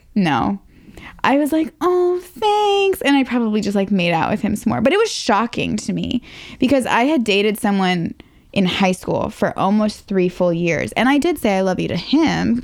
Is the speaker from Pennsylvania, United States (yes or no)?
no; Northern Virginia, United States; I was from right here in Northern Virginia.